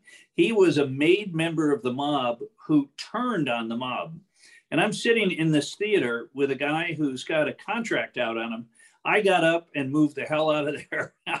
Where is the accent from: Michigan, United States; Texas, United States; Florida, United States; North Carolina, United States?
Michigan, United States; Detroit; I grew up in Detroit